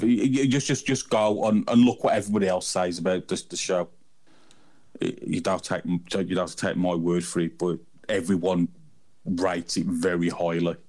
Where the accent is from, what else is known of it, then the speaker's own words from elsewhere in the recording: England, United Kingdom; I'm a heathen from England.